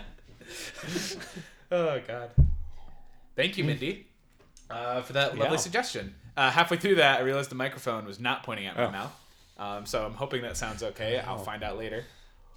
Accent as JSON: {"language": "English", "town": "Plattsburgh", "region": "New York", "country": "United States", "tie": "born or raised there", "said": "my hometown in Plattsburgh, New York"}